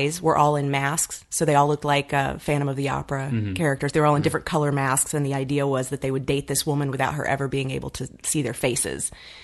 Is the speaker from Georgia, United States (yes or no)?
yes; Atlanta, Georgia, United States; accent: southern drawl; moved away as an adult; now in Los Angeles, United States; I'm from Atlanta